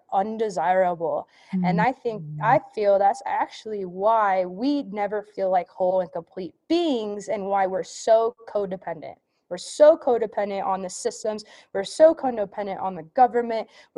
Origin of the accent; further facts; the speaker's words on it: Nevada, United States; also born or lived in California; my home state, Nevada